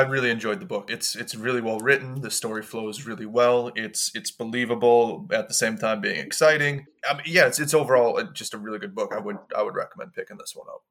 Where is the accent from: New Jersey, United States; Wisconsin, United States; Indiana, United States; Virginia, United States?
Wisconsin, United States; Milwaukee; also born or lived in Los Angeles; now in United Kingdom; I grew up in Milwaukee, which is the, the most segregated city in the States